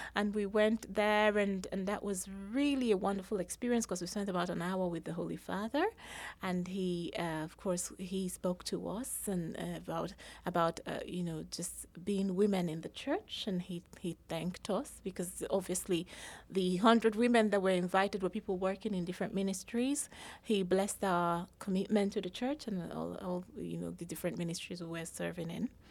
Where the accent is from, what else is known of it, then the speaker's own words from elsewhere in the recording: Nigeria; moved away as an adult; also born or lived in England; I was born in Nigeria, raised in Nigeria, everyone went to university in Nigeria as well.